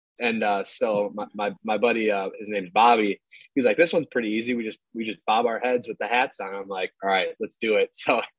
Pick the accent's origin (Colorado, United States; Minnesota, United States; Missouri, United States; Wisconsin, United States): Wisconsin, United States; Milwaukee; I grew up actually a Brewers fan because I'm from